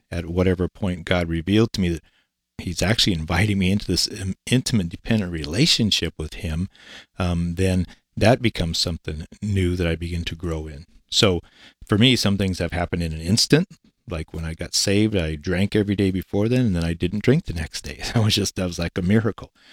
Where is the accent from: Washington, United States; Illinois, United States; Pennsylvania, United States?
Washington, United States; Eastern; moved away as an adult; also born or lived in Kennewick, Washington / Denver, Colorado; I was born and raised in Eastern Washington. I grew up as a farm boy.